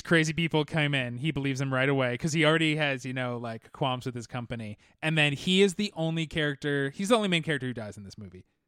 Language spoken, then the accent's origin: English; Orange County, California, United States; Growing up in Orange County